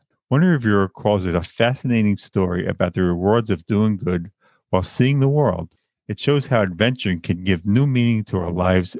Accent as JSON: {"language": "English", "area": "Long Island", "region": "New York", "country": "United States", "tie": "born or raised there", "also_born_or_lived": "Bay Ridge, Brooklyn", "lives_now": "Brooklyn, United States", "said": "I am not Asian. Born and raised in Long Island, New York, a place I always wanted to leave."}